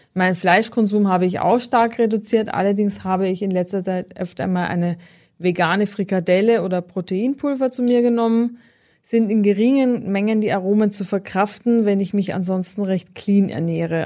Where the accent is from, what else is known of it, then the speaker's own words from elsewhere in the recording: Austria; also born or lived in Northern Germany; now in Germany; aus meiner Heimat